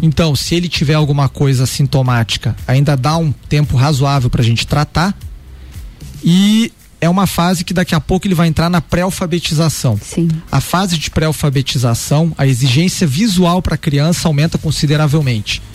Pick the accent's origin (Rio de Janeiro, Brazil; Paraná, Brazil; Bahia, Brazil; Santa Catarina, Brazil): Rio de Janeiro, Brazil; moved away as an adult; also born or lived in Curitiba, Brazil; now in Lages, Brazil; eu sou um carioca, natural do Rio de Janeiro, radicado agora aqui em Lages